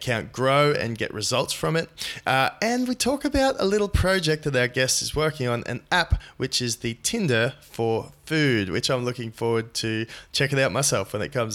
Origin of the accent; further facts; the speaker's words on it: Newcastle, New South Wales, Australia; a social media agency in my hometown of Newcastle, New South Wales, Australia